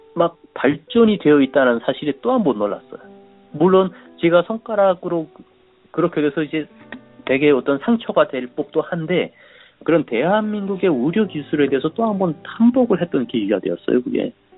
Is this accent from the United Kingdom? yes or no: no; North Korea; moved away as an adult; also born or lived in South Korea; now in United States; 북한에서도 저는 뭐 굉장히 열심히 산 사람인데